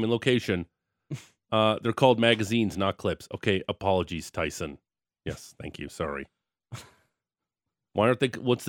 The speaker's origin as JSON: {"language": "English", "town": "Niagara Falls", "region": "Ontario", "country": "Canada", "said": "I'm from Niagara Falls."}